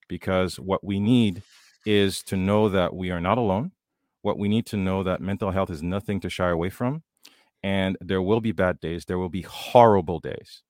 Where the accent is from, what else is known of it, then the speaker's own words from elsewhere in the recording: Haiti; I grew up in Haiti